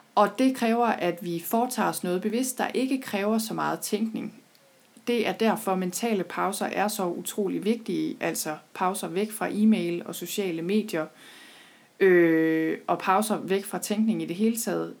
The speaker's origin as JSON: {"language": "Danish", "area": "Thy", "region": "North Denmark Region", "country": "Denmark", "tie": "born or raised there", "said": "jeg er selv født og opvokset i Thy"}